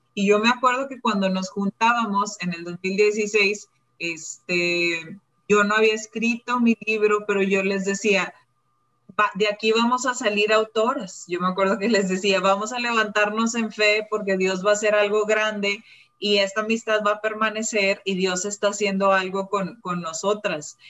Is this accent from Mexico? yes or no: yes; Mexico; moved away as an adult; now in Malaysia; yo soy mexicana, me vine a vivir a Malasia